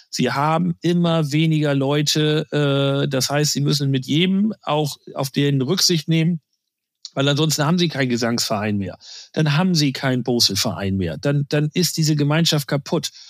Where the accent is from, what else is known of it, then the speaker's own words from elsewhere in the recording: Lower Saxony, Germany; ich komme noch aus Friesland. Das ist jetzt kein Spaß.